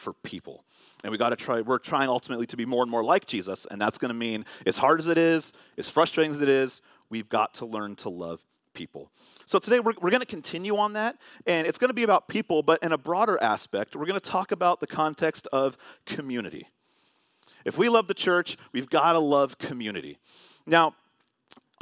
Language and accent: English; Vallejo, California, United States; when I was growing up in Vallejo in California, we had a fence